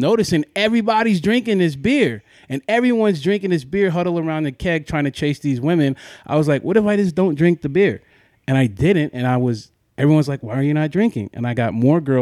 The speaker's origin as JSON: {"language": "English", "town": "Ridgecrest", "region": "California", "country": "United States", "tie": "born or raised there", "said": "I'm from Ridgecrest, California."}